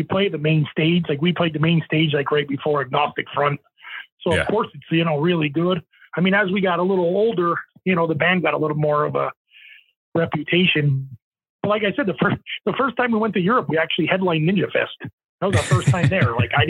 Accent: Manitoba, Canada; headlining. we're from Manitoba, you know what I mean?

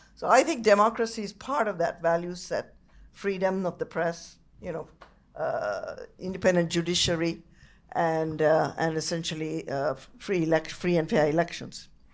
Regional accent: Sri Lanka; now in Canada; I came from Sri Lanka where the democracy has disintegrated over 75 years

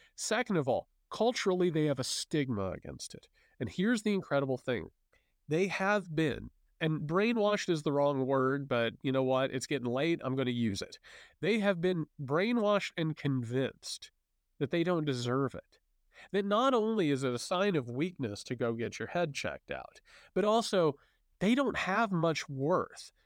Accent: Southern Indiana, United States; I'm a Hoosier too. I come from, you know, you're, you're down in Southern Indiana. I come from Southern Indiana

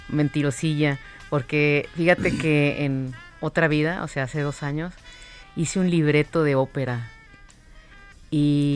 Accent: Monterrey, Nuevo León, Mexico; Yo de, la, de la ciudad que ya no se quiere hablar en este momento, de Monterrey. Monterrey y sus problemas de agua, de ahí soy.

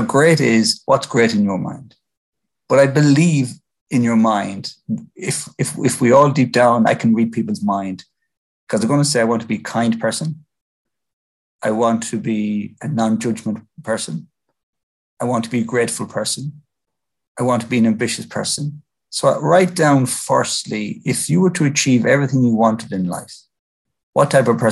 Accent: Ireland; As Irish Catholics

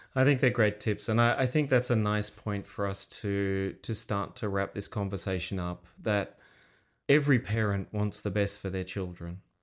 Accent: Australia; we're Australian

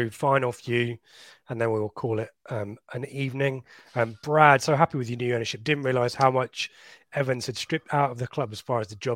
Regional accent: Oldham, North West England, United Kingdom; Lee, I'm from Oldham, but a town sport of my life.

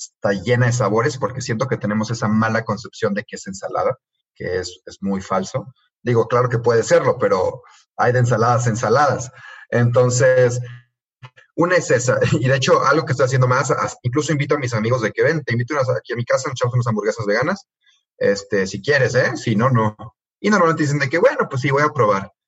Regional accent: Mexico; somos los dos de México

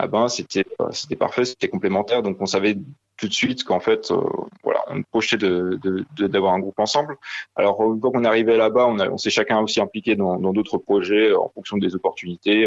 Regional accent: Alsace, Grand Est, France; on vient de, de Talsas

